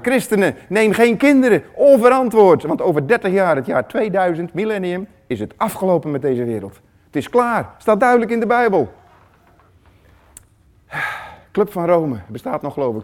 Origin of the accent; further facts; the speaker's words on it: Netherlands; hoe wij als Nederlanders zijn